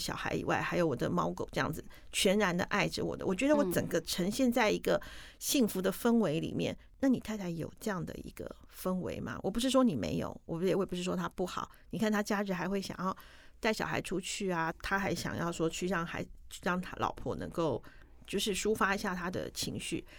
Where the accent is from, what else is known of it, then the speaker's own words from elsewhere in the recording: Taiwan; 可是我们台湾人一定懂。